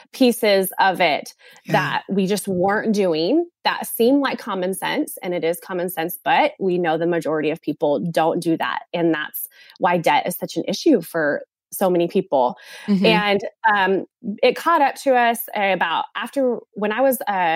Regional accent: California, United States; moved away as an adult; now in South Carolina, United States; we are from California. We don't live in California now. We live in South Carolina now.

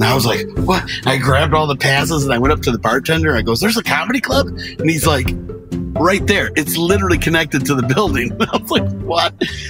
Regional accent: Michigan, United States; My hometown is Pink County, Michigan. We're the cheese capital of Michigan.

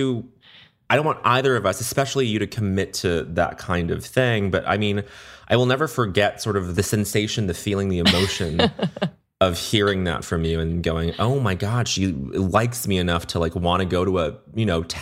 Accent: Brisbane, Queensland, Australia; born there; moved away; also born or lived in Montreal, Canada / United States; I mean, I was born in Brisbane, Australia. We moved to Montreal and then we moved to the US.

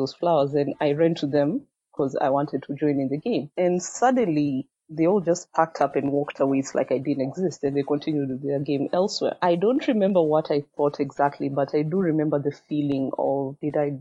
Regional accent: Kenya; English is a second language; also born or lived in Machakos, Kenya / Eldoret, Kenya; I'm from Machakos in Kenya. I was born in Eldoret

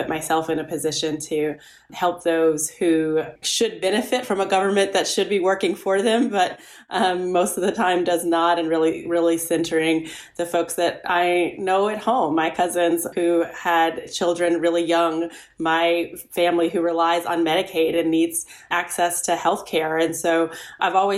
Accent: Shepherdsville, Kentucky, United States; moved away; I grew up in Shepherdsville, Kentucky, where all my family still lives

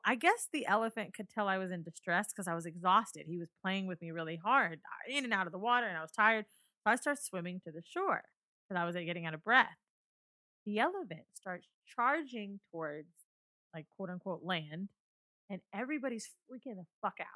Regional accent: Orlando, Florida, United States; I'm from Orlando, right? I grew up there

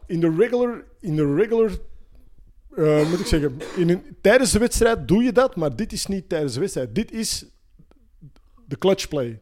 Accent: Antwerp, Flanders, Belgium; bij ons in Antwerpen

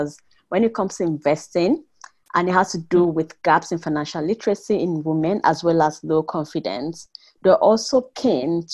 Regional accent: Nigeria; now in Mannheim, Germany; I grew up in Nigeria, as you know, so I'm British Nigerian, living with my family in Mannheim

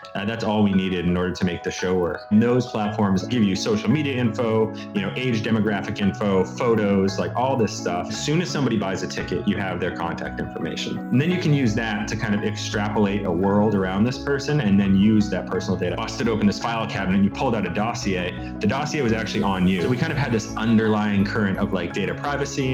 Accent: United States; moved away as an adult; now in London, United Kingdom; my background was in the States

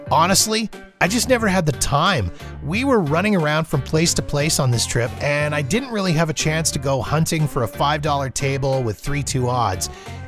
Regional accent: Calgary, Alberta, Canada; I've attended Winnipeg Jets games here in my hometown of Calgary when they've played the Flames.

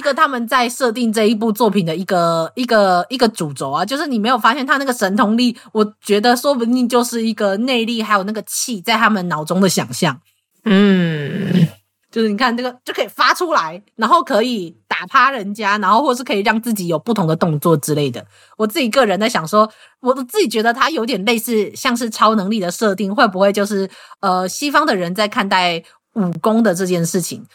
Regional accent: Taiwan; 我们台湾人

